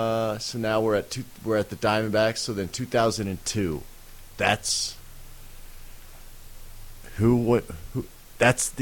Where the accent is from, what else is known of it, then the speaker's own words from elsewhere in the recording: Kansas City, Missouri, United States; I grew up in Kansas City.